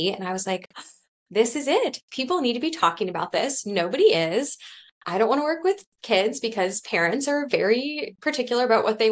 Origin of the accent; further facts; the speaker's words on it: Cincinnati, Ohio, United States; I grew up here in Cincinnati